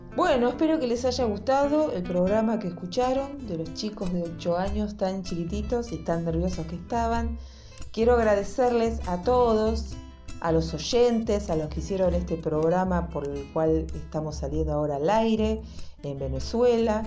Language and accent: Spanish; Pinamar, Buenos Aires Province, Argentina; soy de Pinamar. Pinamar es una ciudad balnearia de la Argentina